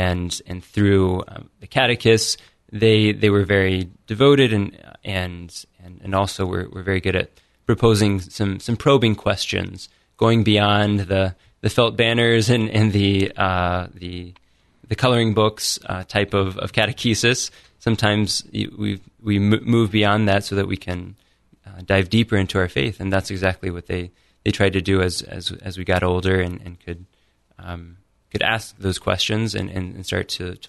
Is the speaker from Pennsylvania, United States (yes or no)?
no; Washington Court House, Ohio, United States; So I grew up right outside of Washington Courthouse. We have corn and soybeans on the farm, and we grew up working on the farm